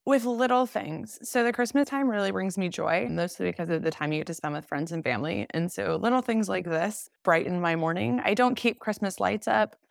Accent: Nashville, Tennessee, United States; I'm from Nashville, Tennessee

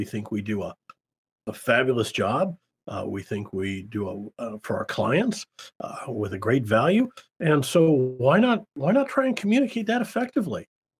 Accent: Davenport, Iowa, United States; We had in where I grew up in Davenport, Iowa, we had a children's theater, which was children putting on productions.

